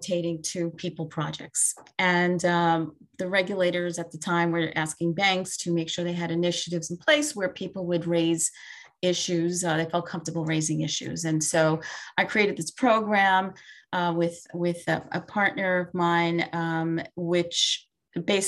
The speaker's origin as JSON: {"language": "English", "town": "New York City", "region": "New York", "country": "United States", "tie": "born or raised there", "also_born_or_lived": "Binghamton, New York", "said": "Born and raised in Brooklyn, New York, still here by choice."}